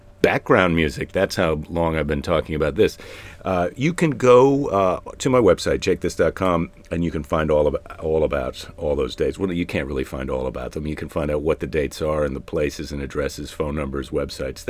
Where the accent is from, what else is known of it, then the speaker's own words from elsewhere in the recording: Midwest, United States; I'm from the Midwest, where we say guys when we could mean all the genders